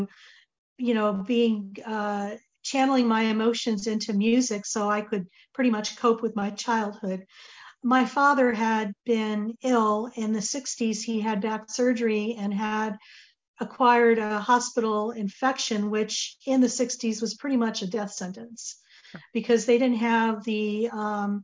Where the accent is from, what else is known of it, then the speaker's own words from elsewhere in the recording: Connecticut, United States; We grew up in Connecticut